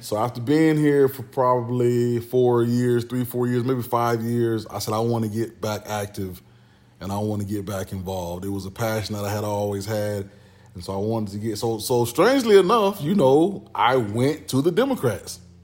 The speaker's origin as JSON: {"language": "English", "town": "Orlando", "region": "Florida", "country": "United States", "tie": "born or raised there", "moved": "yes", "lives_now": "Southeast Texas, United States", "said": "I moved over to Pine Hills. And so, um, that's where, you know, I pretty much grew up"}